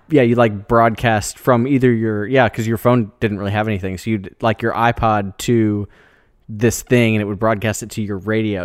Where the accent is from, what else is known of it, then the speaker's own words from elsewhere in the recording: Des Moines, Iowa, United States; moved away as an adult; I grew up in Des Moines, you know, the, a city kid